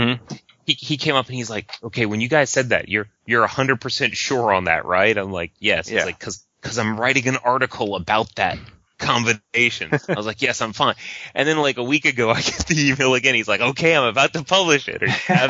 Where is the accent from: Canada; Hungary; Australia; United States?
Canada; Mine was actually, I'm a Canadian and I like